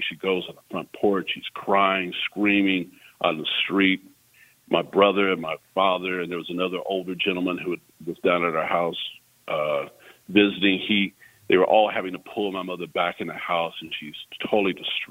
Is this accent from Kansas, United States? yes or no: yes; Junction City, Kansas, United States; I grew up in Kansas